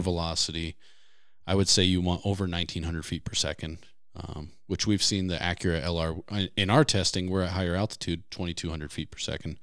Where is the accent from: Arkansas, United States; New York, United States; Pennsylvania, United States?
Pennsylvania, United States; moved away; I grew up in Pennsylvania hunting whitetails